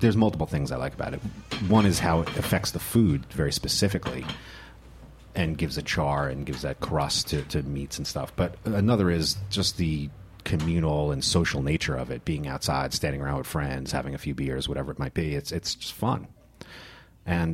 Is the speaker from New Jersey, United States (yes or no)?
yes; New Jersey, United States; moved away as an adult; now in New York City, United States; I grew up in North Jersey, just north of the George Washington Bridge